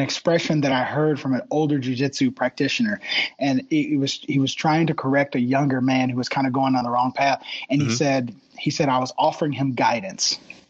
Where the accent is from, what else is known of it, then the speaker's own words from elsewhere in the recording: Gary, Indiana, United States; born there; But I was born in Gary, Indiana. That's that right there. I mean, that was the murder capital of the states at the time, if not the world. But born in Gary.